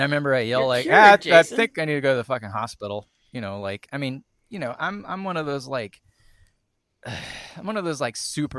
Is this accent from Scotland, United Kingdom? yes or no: yes; Scotland, United Kingdom; I'm Scottish